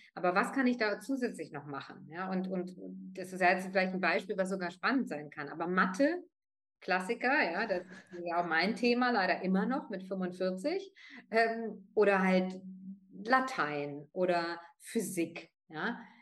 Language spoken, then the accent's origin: German; Northern Germany, Germany; first language German and Italian; Ich bin zweisprachig aufgewachsen vor fünfundvierzig Jahren in Norddeutschland